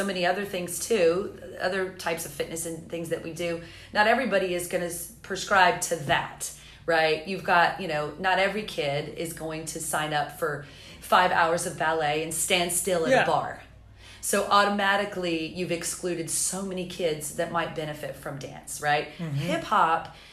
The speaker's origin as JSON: {"language": "English", "region": "the South", "country": "United States", "also_born_or_lived": "Los Angeles", "moved": "as an adult", "lives_now": "Charleston, United States", "said": "I have family in Myrtle Beach and I'm from the South"}